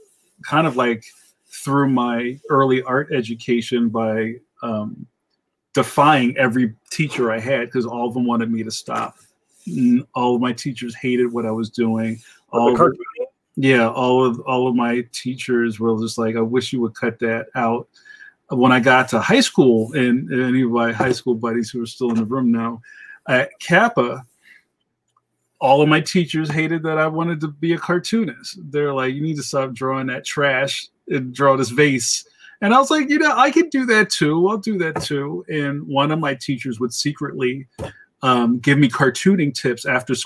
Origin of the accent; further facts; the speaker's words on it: Philadelphia, Pennsylvania, United States; growing up in West Philly back in the late 70s, early 80s